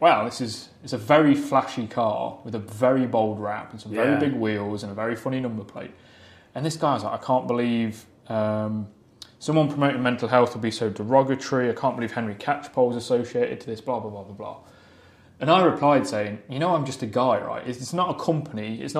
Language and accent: English; East Midlands, United Kingdom; So I'm from Nottinghamshire, Derbyshire originally.